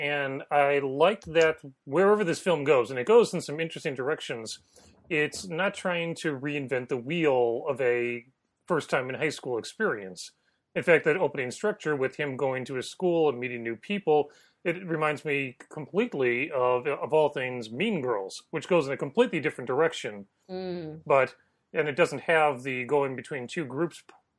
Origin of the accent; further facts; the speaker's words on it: north suburb of Chicago, Illinois, United States; I was in a north suburb. I went to a Jesuit high school called Loyola Academy